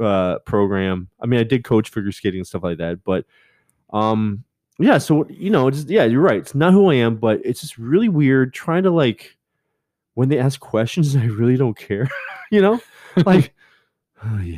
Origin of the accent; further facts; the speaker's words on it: Canada; I'm Canadian